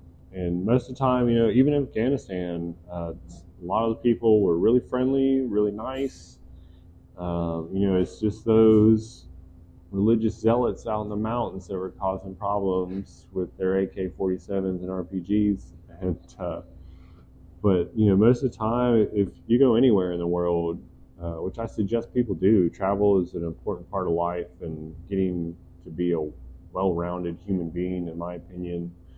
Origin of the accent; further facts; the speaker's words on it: Santo Domingo, Distrito Nacional, Dominican Republic; born there; Like I was born in the Dominican Republic in Santo Domingo. Mm-hmm. My parents were missionaries there.